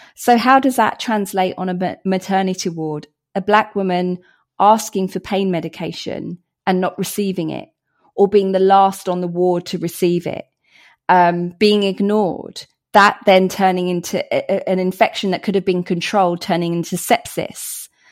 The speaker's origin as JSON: {"language": "English", "area": "Hertfordshire", "region": "East of England", "country": "United Kingdom", "said": "Britain, Hertfordshire"}